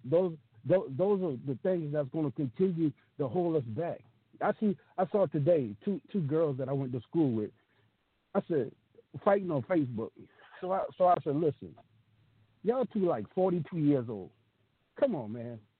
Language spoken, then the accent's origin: English; the South, United States; I grew up in the South